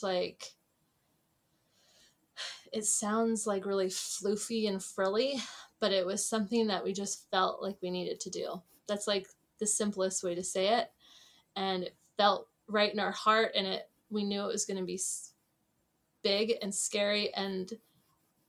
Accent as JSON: {"language": "English", "country": "Canada", "moved": "as an adult", "lives_now": "New Zealand", "said": "I'm originally from Canada"}